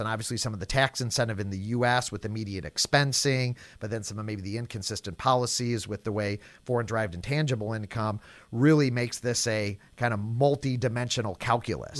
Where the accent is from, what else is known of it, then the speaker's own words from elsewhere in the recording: St. Louis, Missouri, United States; Saint Louis, my hometown